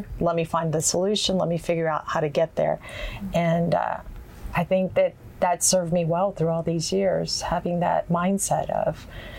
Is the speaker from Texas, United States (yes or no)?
yes; Houston, Texas, United States; also born or lived in Honduras; I grew up in A-Leaf